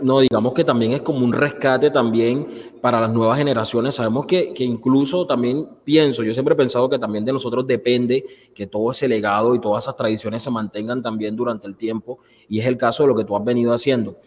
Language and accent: Spanish; Colombian Caribbean coast, Colombia; todos somos costeños